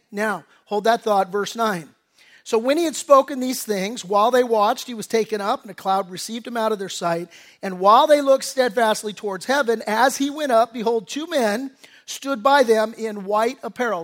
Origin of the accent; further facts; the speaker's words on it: Redondo Beach, California, United States; I grew up in Redondo Beach.